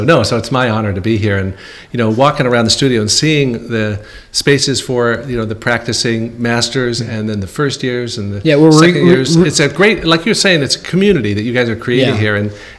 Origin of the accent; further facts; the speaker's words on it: Palo Alto, California, United States; I grew up in Palo Alto, California, before Facebook and Google discovered it.